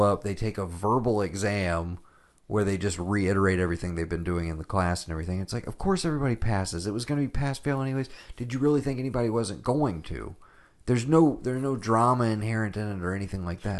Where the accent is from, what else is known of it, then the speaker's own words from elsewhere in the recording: Japan; moved away; we grew up watching Taxi in Japan